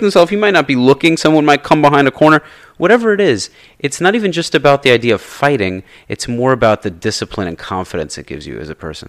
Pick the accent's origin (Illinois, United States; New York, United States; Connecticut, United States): New York, United States; I grew up in New York